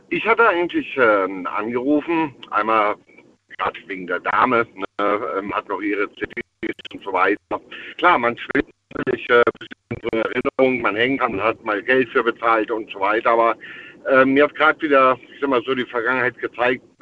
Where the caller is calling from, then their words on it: Eitelborn, Rhineland-Palatinate, Germany; steh ich nicht an einem Computer drin, auf Eitelborn, Westerwald